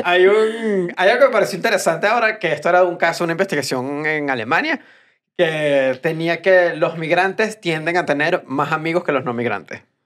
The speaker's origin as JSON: {"language": "Spanish", "country": "Venezuela", "moved": "yes", "said": "los venezolanos creo que como somos muchos en todos lados"}